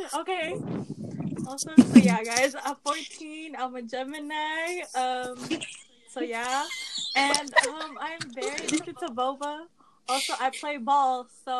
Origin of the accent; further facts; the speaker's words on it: the Bay Area, California, United States; I'm from the Bay. I'm 14. I'm a freshman.